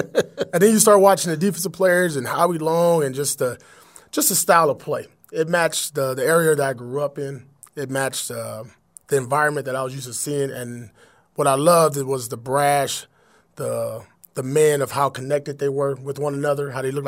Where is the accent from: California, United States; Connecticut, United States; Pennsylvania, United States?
California, United States; Compton; growing up in Compton